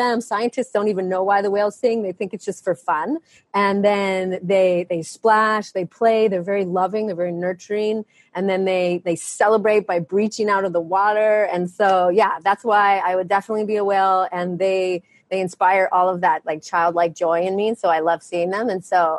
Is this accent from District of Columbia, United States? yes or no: no; Maine, United States; now in Maui, United States; I was born in Maine